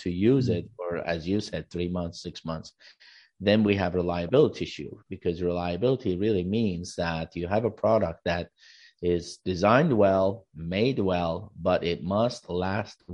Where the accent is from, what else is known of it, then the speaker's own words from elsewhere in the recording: California, United States; I'm from California, USA